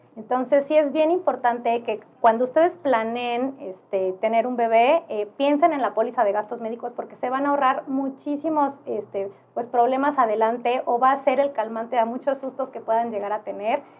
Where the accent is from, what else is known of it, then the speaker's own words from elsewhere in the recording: Oaxaca, Mexico; yo soy oaxaqueña